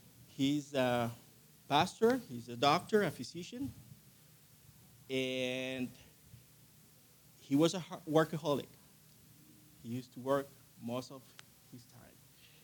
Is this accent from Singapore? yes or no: no; Chile; also born or lived in Colombia / Argentina; I'm originally from Colombia, South America. I grew up in Chile. My dad, my mom, they were missionaries down there. And then we moved to Argentina.